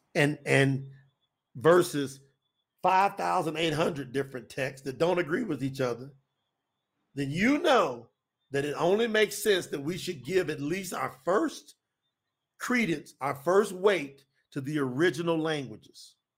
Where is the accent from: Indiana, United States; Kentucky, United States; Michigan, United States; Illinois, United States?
Kentucky, United States; Winchester; now in Florida, United States; my hometown